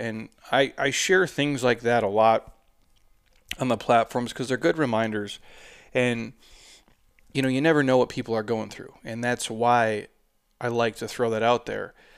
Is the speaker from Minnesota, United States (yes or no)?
yes; Minnesota, United States; also born or lived in Southwest US; now in Southwest, United States; I'm from Minnesota.